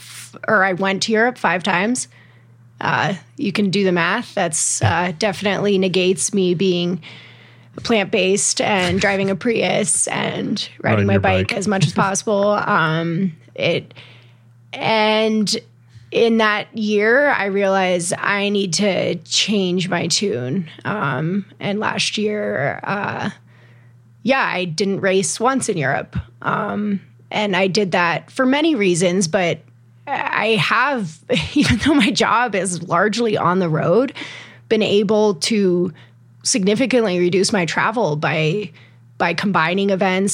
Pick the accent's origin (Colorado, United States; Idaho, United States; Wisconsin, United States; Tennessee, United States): Colorado, United States; I've explored way more of my home state and states neighboring Colorado